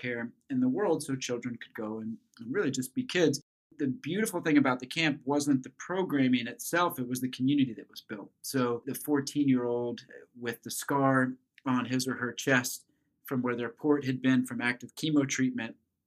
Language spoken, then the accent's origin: English; Flint Hills of Kansas, United States; I grew up in the Flint Hills of Kansas